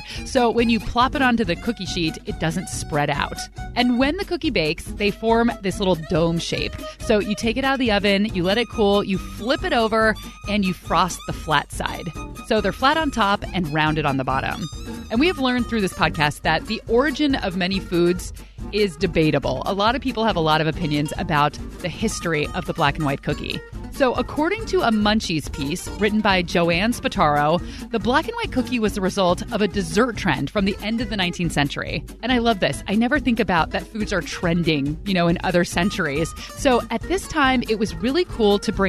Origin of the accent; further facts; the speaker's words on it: Bay Area, California, United States; I am from the Bay Area, but my mother is from the Bronx and Brooklyn